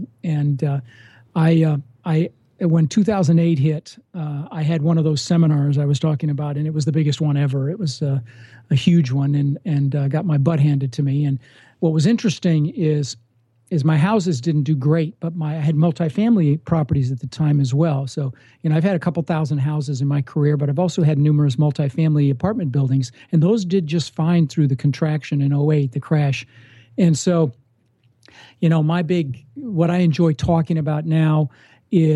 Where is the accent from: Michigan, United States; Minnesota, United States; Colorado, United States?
Colorado, United States; Denver; also born or lived in Netherlands; I immigrated when I was six from Holland. My mom and I and my brother immigrated on a boat and ended up in Denver